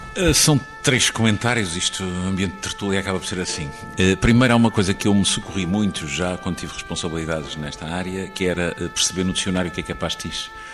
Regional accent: Angra do Heroísmo, Azores, Portugal; num quarteirão perto do lugar onde eu nasci

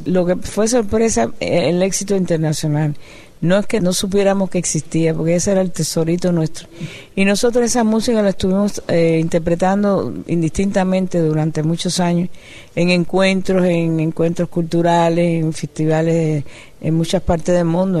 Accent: Cuba; yo soy cubana, caribeña

